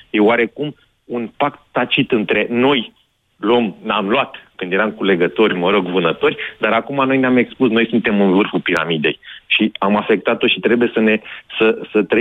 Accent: Oltenia, Romania; sunt din Oltenia și sunt exact în vecinătatea bazinului uh, mhm. limitului Oltenia

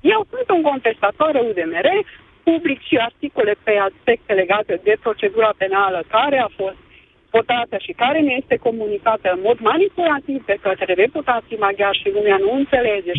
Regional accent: Székely Land, Romania; now in Cluj-Napoca, Romania; născută în uh, Secuine

